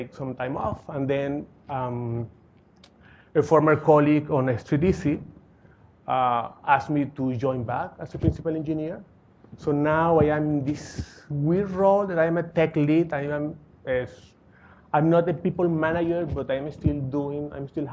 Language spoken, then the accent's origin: English; Caracas, Capital District, Venezuela; moved away as an adult; now in New York, United States; I grew up in Caracas, Venezuela